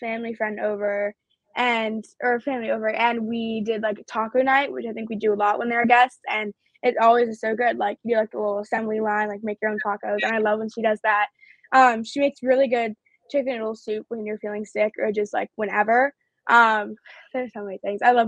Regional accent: New York City, New York, United States; they're my hometown team

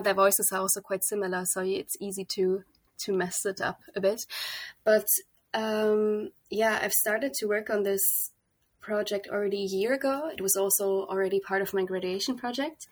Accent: Kempen, North Rhine-Westphalia, Germany; moved away as an adult; also born or lived in The Hague, Netherlands; I was born in Germany, in the west of Germany, quite close to the Dutch border also, in a little town called Kempen

